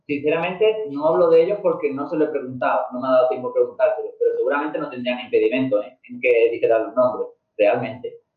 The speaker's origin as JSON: {"language": "Spanish", "region": "Andalusia", "country": "Spain", "said": "como español, sino como andaluz. Que, eh, como somos sureños, no sé, como somos de Andalucía"}